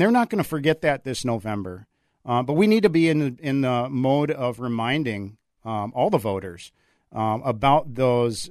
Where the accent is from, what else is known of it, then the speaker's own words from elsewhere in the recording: Coon Rapids, Minnesota, United States; also born or lived in Arizona / Anoka, Minnesota / Ramsey, Minnesota; I grew up in Coon Rapids